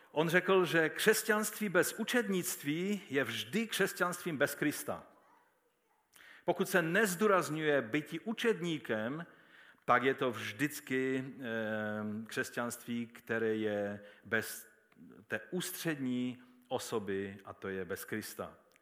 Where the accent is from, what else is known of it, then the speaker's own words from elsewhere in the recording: Český Těšín, Moravian-Silesian Region, Czechia; když jsme se představili, že jsme z Těšína